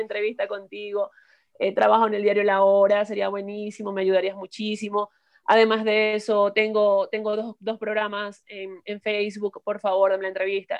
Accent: Maracaibo, Zulia, Venezuela; moved away as an adult; now in Ecuador; soy de, Venezuela, de Maracaibo, del estado Zulia

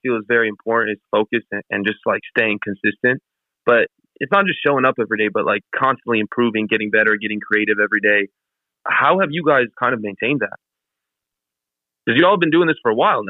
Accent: Las Vegas, Nevada, United States; now in Bay Area, United States; I live in the Bay Area. I just want to say I'm from Vegas, but I'm just working out of the Bay Area

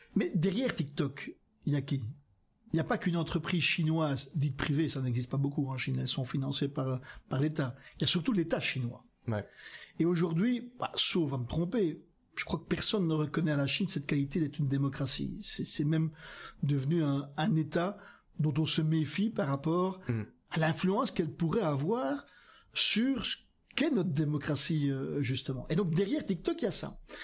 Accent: Flanders, Belgium; moved away as an adult; also born or lived in Wallonia (Picardy); je suis originaire de Flandre, j'ai vécu 20 ans en ah Flandre

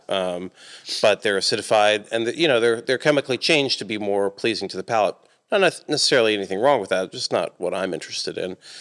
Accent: Atlanta, Georgia, United States; now in Johnson City, United States; I grew up, I'm from Atlanta

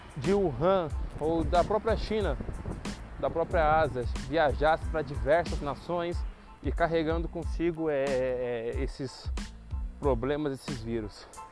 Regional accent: Brazil; eu sou brasileiro

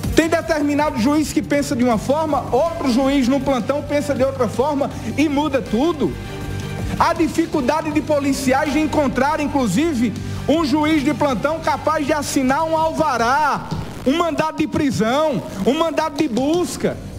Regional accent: Brazil; brasileiro que sou

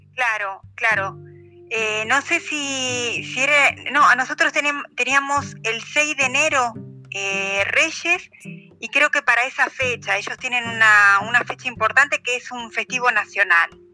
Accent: Avellaneda, Buenos Aires Province, Argentina; moved away as an adult; now in Madrid, Spain; soy de, soy de Buenos Aires, del barrio de Avellaneda

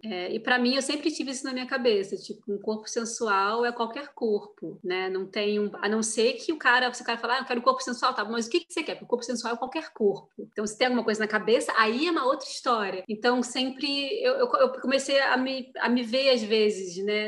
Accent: Brazil; moved away; also born or lived in Europe

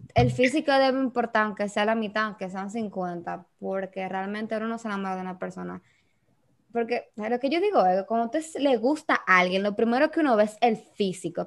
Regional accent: Dominican Republic

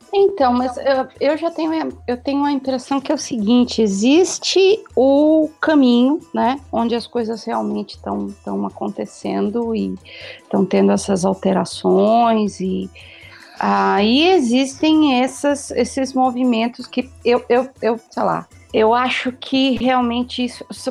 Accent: Brazil; eu sou brasileira

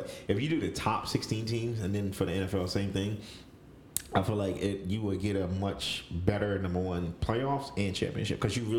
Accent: Delaware, United States; I like Philly because I'm from Delaware. Shout out Delaware.

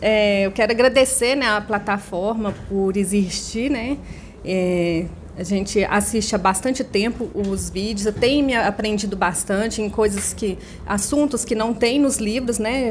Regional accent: Nova Serrana, Minas Gerais, Brazil; Eu sou de Nova Serrana, Minas Gerais

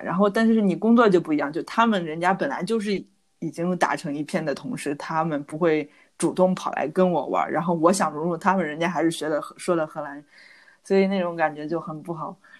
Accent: China; moved away as an adult; now in Netherlands; 我是中国人

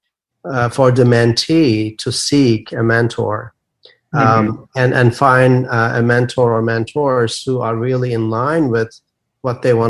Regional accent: Turkey; moved away as an adult; now in United States; I'm a native of Turkey. I grew up in Turkey.

